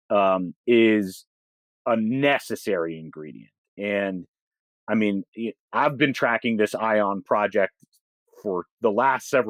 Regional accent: Massachusetts, United States; I grew up in the Boston suburbs, and so um, my my factory default setting is to always feel like the redheaded stepchild with a chip on my shoulder relative to a place like New York

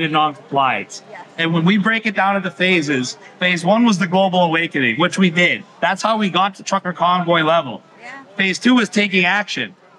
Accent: Canada; I come from Canada

